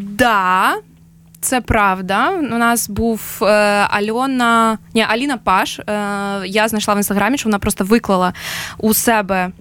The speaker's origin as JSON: {"language": "Ukrainian", "country": "Ukraine", "said": "ми з України"}